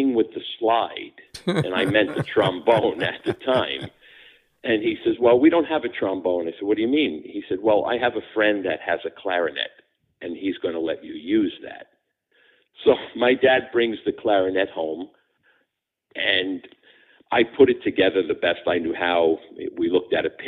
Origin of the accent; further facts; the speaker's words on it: West New York, New Jersey, United States; also born or lived in Pompton Plains, New Jersey; I was born in Hudson County, New Jersey, in a small town called West New York, New Jersey, west of New York City, right across from the city, and I lived there for about 30 years.